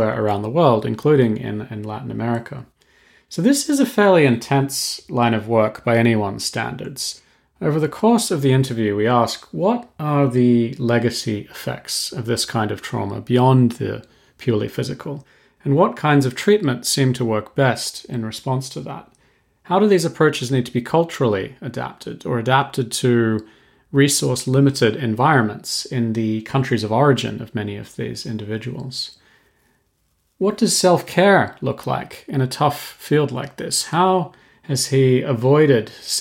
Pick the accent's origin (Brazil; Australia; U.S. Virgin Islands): Australia; I'm actually Australian